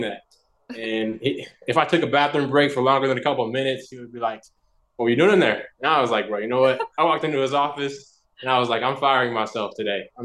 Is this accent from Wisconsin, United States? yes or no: no; Nelsonville, Ohio, United States; moved away as an adult; now in California, United States; I'm actually from Nelsonville, Ohio. It's a small town